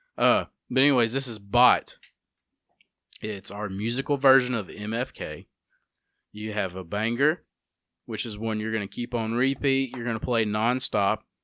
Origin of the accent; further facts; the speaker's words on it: United States; how we grew up here in Walker County